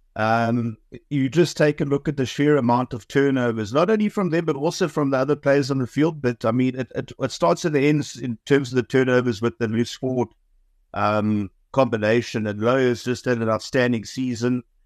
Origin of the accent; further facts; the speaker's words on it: Eastern Cape, South Africa; I'm from the Eastern Cape